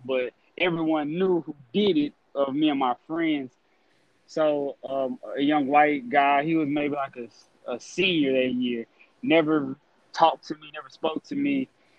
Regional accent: Lake Charles, Louisiana, United States; I'm from Lake Charles, Louisiana.

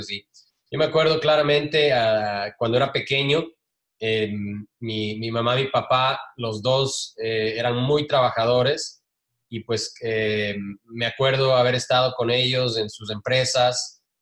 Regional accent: Ecuador; también me acuerdo claramente que cuando crecimos en Ecuador hay una tradición del año viejo

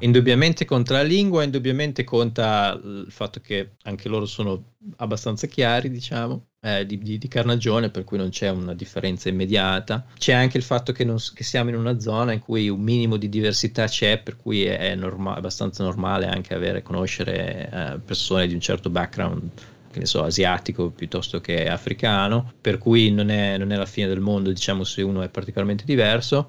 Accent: Italy; moved away as an adult; now in Stockport, United Kingdom; sono cresciuto in periferia in Italia

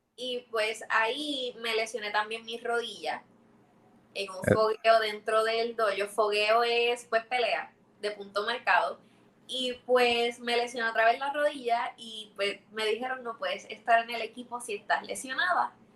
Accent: Puerto Rico

